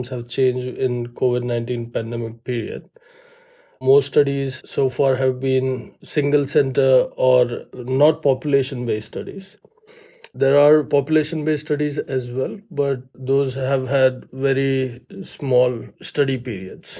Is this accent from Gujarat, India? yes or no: yes; Ahmedabad, Gujarat, India; moved away as an adult; also born or lived in Toronto, Canada / New York, United States; now in Birmingham, United States; I grew up in Ahmedabad, so it's a city in India